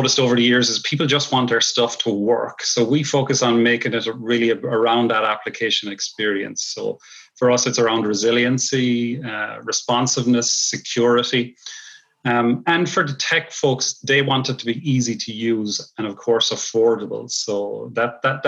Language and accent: English; Ireland; moved away as an adult; now in Long Island, New York, United States; I'm originally from Ireland. I've spent a lot of my early career in Ireland